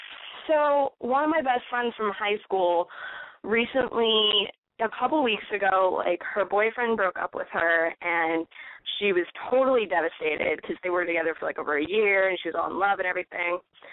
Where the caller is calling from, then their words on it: California, United States; No, I'm an hour south of San Francisco.